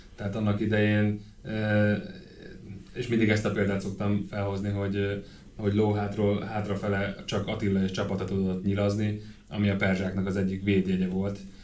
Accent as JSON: {"language": "Hungarian", "country": "Hungary", "tie": "born or raised there", "said": "én itt nőttem föl"}